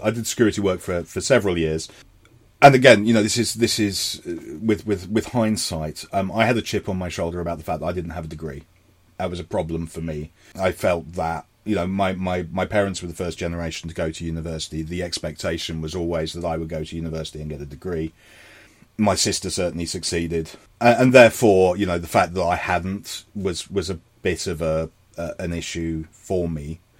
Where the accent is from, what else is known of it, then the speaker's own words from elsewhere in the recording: London, United Kingdom; moved away; I am a Londoner.